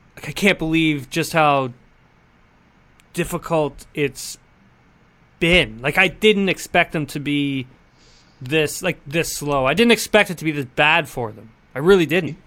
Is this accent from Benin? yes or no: no; Canada; I'm from Canada